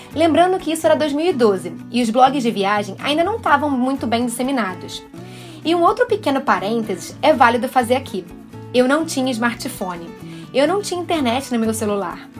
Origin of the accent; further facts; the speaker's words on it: Rio de Janeiro, Brazil; Eu saí da minha cidade natal, Rio de Janeiro